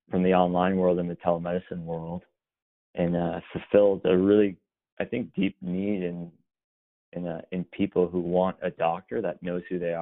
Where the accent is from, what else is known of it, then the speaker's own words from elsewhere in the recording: Los Angeles, California, United States; moved away as an adult; also born or lived in Boston / New York; I was born in Los Angeles, born and raised there.